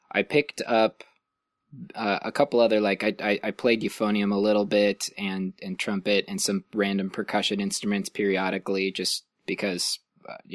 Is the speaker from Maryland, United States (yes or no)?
no; Illinois, United States; born there; also born or lived in Ohio; Um, I was originally from the East Coast. I was born in Illinois.